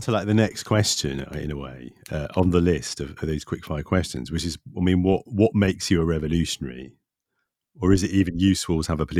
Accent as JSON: {"language": "English", "town": "Nottingham", "region": "East Midlands", "country": "United Kingdom", "said": "I'm from Nottingham and I'm a grumpy bastard."}